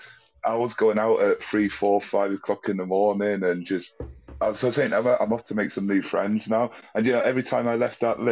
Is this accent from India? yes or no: no; United Kingdom; being British